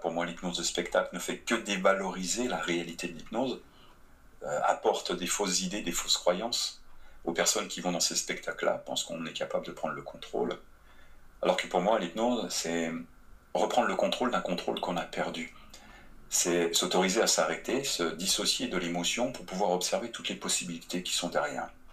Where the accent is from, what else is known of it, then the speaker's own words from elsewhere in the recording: France; moved away as an adult; now in Quebec, Canada; en tant que Français